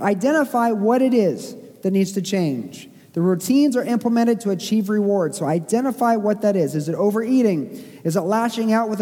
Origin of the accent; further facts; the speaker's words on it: Springfield, Missouri, United States; I grew up in Springfield, Missouri